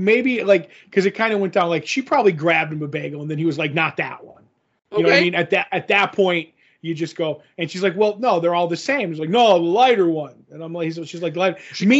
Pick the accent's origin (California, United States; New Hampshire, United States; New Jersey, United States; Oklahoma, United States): New Jersey, United States; It's like, listen, I'm from Jersey. I've been eating bagels my whole life.